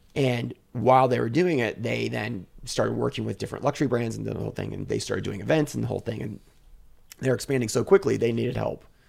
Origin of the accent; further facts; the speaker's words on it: United States; I'm an American, I'm a white guy